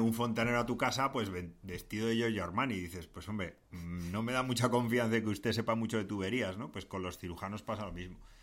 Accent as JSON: {"language": "Spanish", "town": "Madrid", "region": "Community of Madrid", "country": "Spain", "accent": "Madrid accent", "said": "tenemos acento de Madrid"}